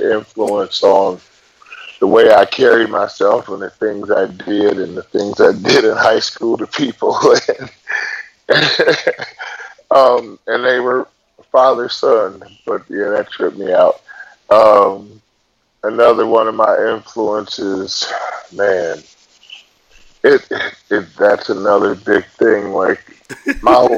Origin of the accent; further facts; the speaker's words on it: Milwaukee, Wisconsin, United States; moved away as an adult; now in Arizona, United States; I'm from Milwaukee, Wisconsin. I lived there for about 38, 39 years. But now I live out in Arizona.